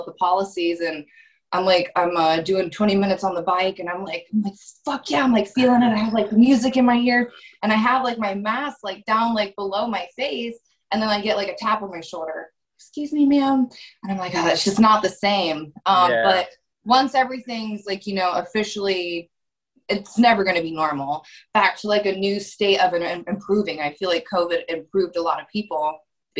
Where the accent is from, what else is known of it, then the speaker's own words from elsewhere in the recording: Columbus, Ohio, United States; I grew up in Columbus, Ohio